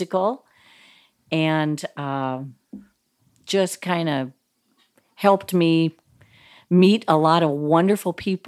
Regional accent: Iowa, United States; moved away as an adult; now in Minnesota, United States; I was born and raised in Iowa and went to the University of Iowa

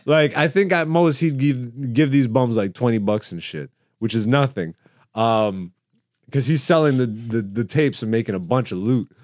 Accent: Canada; also born or lived in Greece; I'm African, and I was born in Greece, nigga. And then I was raised in Canada

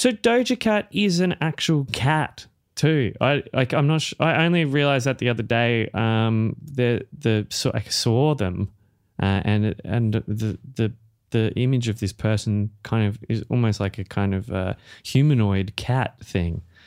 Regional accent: Australia; accent: Australian; as an Australian musical artist

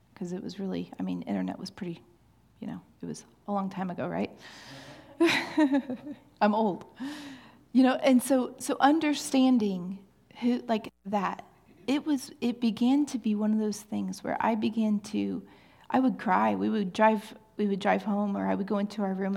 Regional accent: Kansas City, Missouri, United States; I am from Kansas City

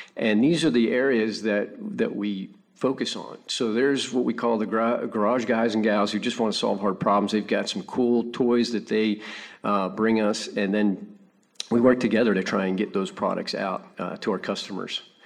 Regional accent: Pittsburgh, Pennsylvania, United States; now in Orlando, United States; I grew up in Pittsburgh, Pennsylvania

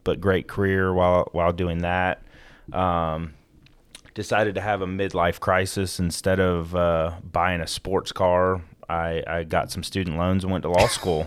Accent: Gwinnett County, Georgia, United States; also born or lived in Florida; I was born in Florida, moved up here while I was in, uh, elementary school to Georgia. Um, grew up in and around the Gwinnett County area

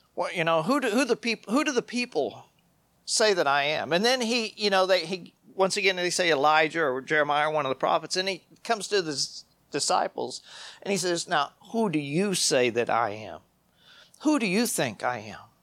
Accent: United States

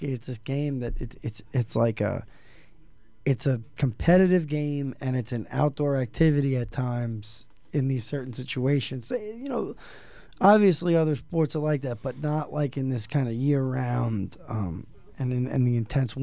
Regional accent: New York City, New York, United States; moved away; I grew up in New York City

